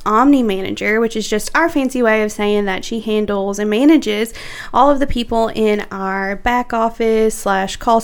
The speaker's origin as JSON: {"language": "English", "region": "Louisiana", "country": "United States", "tie": "born or raised there", "said": "I was raised in Louisiana"}